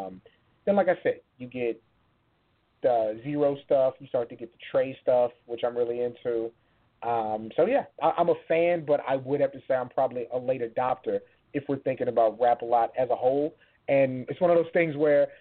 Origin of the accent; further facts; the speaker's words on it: San Antonio, Texas, United States; even though I grew up in San Antonio, like that music's there